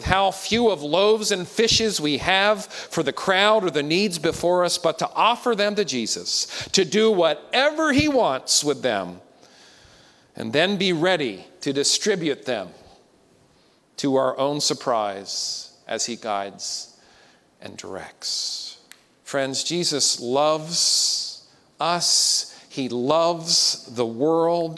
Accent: Pennsylvania, United States; growing up in Pennsylvania

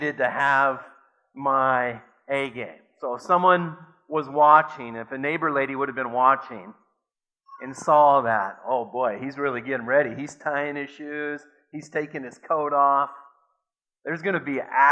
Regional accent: Watertown, South Dakota, United States; growing up in Watertown, South Dakota, I went to Grant Elementary School

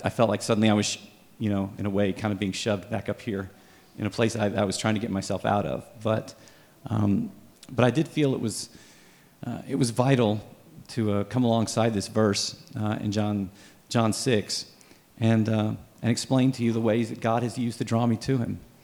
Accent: Dallas, Texas, United States; I grew up in Dallas

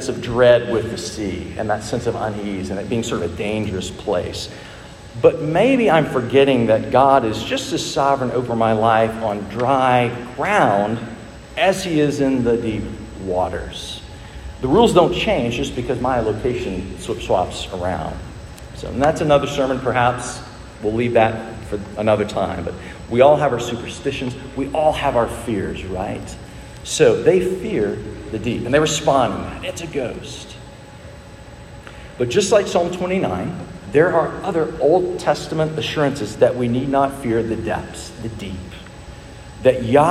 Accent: Dallas, Texas, United States; When I was a boy growing up in Dallas

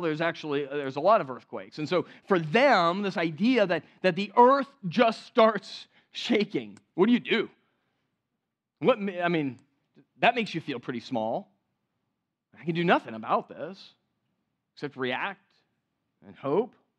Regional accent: California, United States; moved away; growing up in California

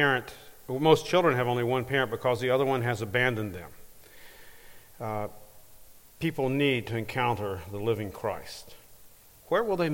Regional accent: Harriman, Tennessee, United States; moved away as an adult; now in Granada, Spain; I'm originally from Harriman, Tennessee, just up the road.

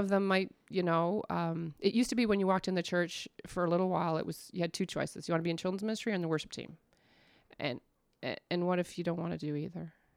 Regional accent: Stouffville, Ontario, Canada; moved away as an adult; also born or lived in Kitchener-Waterloo, Ontario; now in Newfoundland, Canada; I was born in Kitchener, Waterloo in Ontario, and, but I grew up in Stouffville

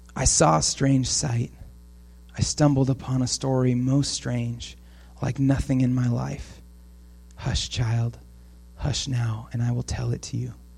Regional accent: Portland, Oregon, United States; now in Camas, United States; I grew up in Portland

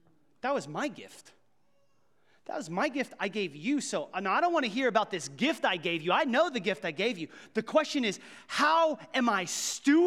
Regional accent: Ottawa County, Kansas, United States; moved away as an adult; now in Johnson County, Kansas, United States; I grew up in Ottawa County

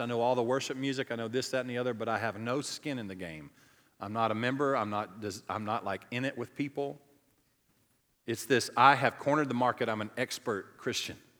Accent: the South, United States; We're from the South. We're from the Bible Belt. It's a cultural thing for me.

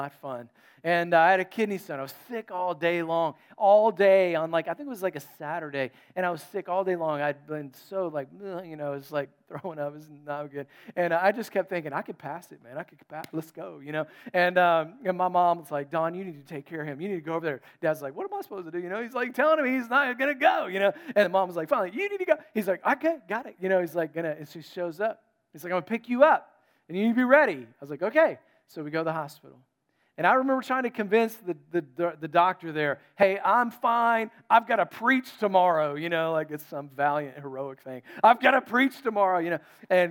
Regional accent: North Carolina, United States; And I was from North Carolina.

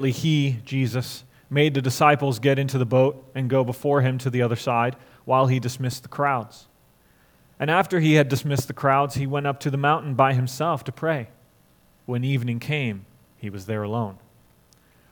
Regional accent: Florida, United States; also born or lived in St. Louis, Missouri; I grew up in Florida, except for 3 years in St. Louis. I've been in Florida my whole life

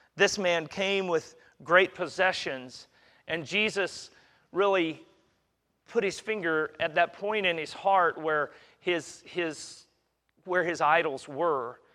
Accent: Kansas, United States; now in Katy, United States; I'm a flatlander. I'm from Kansas

